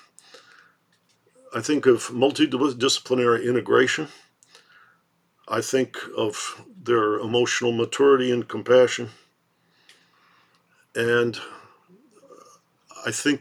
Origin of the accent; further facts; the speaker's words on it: Detroit, Michigan, United States; grown up in Detroit